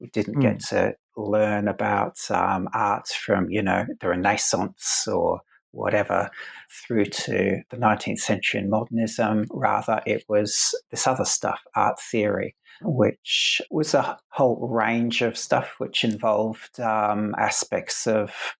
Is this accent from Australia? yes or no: yes; Adelaide, South Australia, Australia; I went to a school of art in where I grew up in Adelaide in South Australia, where I am now